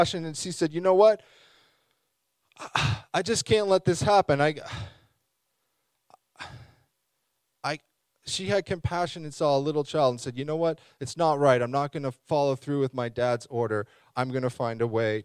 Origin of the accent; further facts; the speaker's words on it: Saint John, New Brunswick, Canada; I was born here, so I say I'm from St. John.